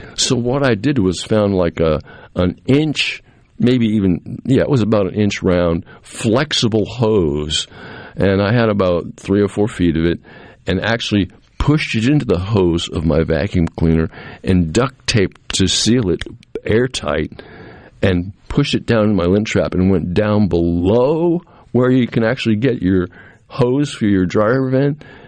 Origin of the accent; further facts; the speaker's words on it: Cape Cod, Massachusetts, United States; now in Jackson, United States; growing up on Cape Cod as a young man